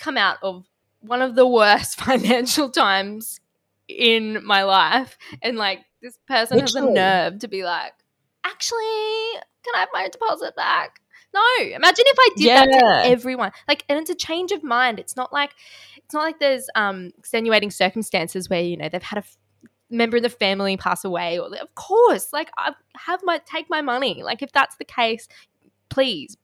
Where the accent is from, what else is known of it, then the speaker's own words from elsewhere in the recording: near Lennox Head/Byron area, New South Wales, Australia; now in Brisbane, Australia; near my hometown